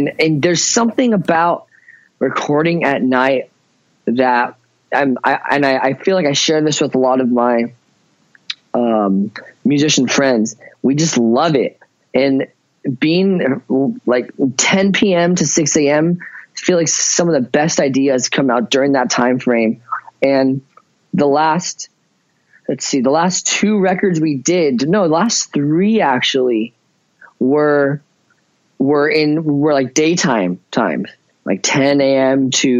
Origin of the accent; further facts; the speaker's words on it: Ventura, California, United States; born there; No, I was not. I was born in Ventura, California, and I only went to Chico State University for college.